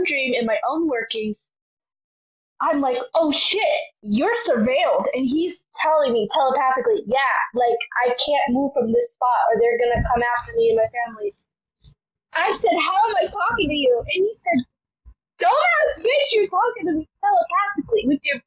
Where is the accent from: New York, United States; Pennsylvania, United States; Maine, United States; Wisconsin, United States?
Wisconsin, United States; moved away; I am from Wisconsin